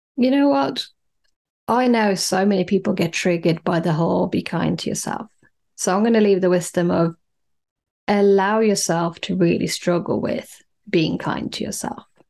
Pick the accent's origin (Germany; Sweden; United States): Sweden; moved away as an adult; now in London, United Kingdom; I grew up in Scandinavia, in Sweden